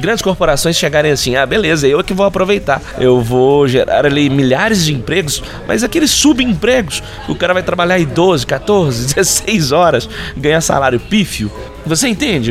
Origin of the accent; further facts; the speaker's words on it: Belo Horizonte, Minas Gerais, Brazil; Nós somos aqui de Belo Horizonte